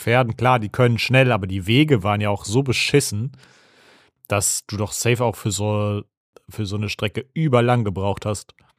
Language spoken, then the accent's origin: German; Germany; in der Nähe äh, wo ich aufgewachsen bin, gab es eine Burg. Shoutout an die Ravensburg